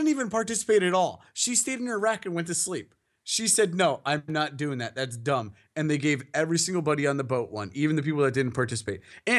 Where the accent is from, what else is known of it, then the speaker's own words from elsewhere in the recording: Winfield, United States; moved away; just because I'm from Winfield.